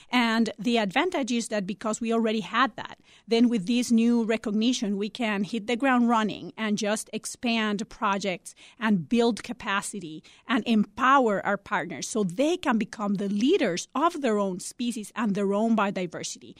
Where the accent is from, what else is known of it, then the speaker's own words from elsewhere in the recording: Costa Rica; now in Chicago, United States; I'm originally from Costa Rica